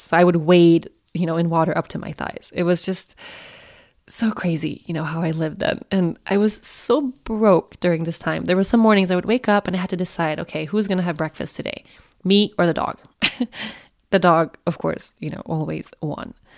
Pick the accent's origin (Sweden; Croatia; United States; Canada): Sweden; Sweden, my home country